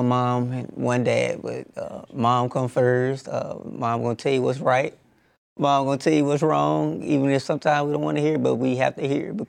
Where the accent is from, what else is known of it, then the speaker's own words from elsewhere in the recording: United States; I'm American